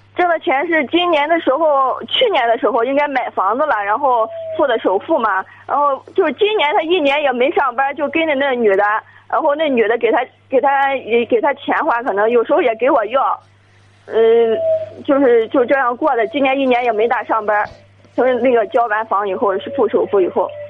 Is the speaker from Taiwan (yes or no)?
no; Jinan, Shandong, China; moved away as an adult; now in Linyi, China; 我家是济南那边的，然后找的临沂这边的对象